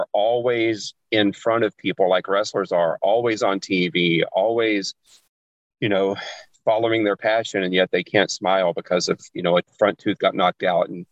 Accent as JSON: {"language": "English", "region": "Arkansas", "country": "United States", "tie": "born or raised there", "said": "I grew up in Arkansas"}